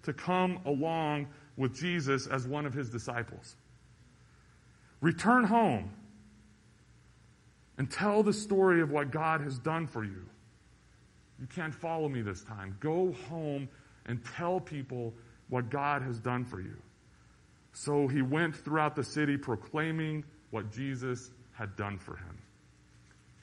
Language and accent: English; Carlsbad, New Mexico, United States; moved away as an adult; also born or lived in Denver, Colorado; I'm from Carlsbad